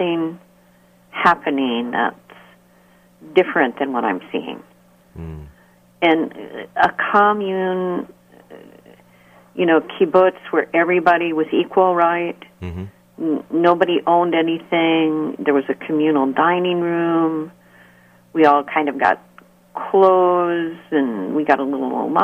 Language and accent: English; United States; also born or lived in North Dakota / Washington State / Salem, Massachusetts / Israel; I'm really from America